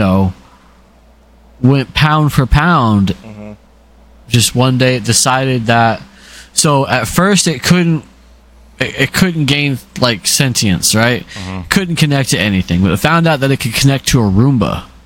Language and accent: English; Phoenix, Arizona, United States; I grew up in Phoenix